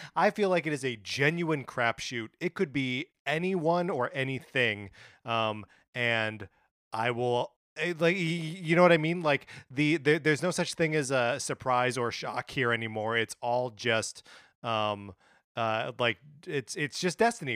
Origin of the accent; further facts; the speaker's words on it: Wisconsin, United States; now in Los Angeles, United States; my hometown, uh, you know, in Wisconsin?